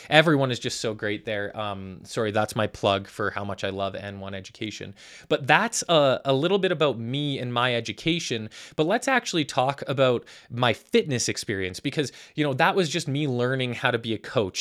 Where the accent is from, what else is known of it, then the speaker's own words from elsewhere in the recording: Calgary, Alberta, Canada; I am from Calgary, Alberta, Canada. Born and raised